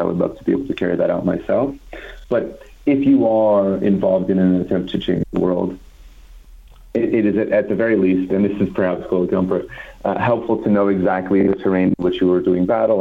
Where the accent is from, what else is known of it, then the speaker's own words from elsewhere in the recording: California, United States; I'm from California.